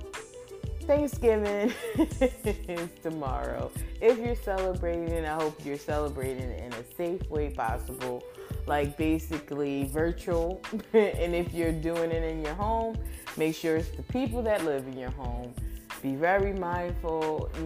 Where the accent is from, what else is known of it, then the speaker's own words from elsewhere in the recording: Philadelphia, Pennsylvania, United States; I'm from Philly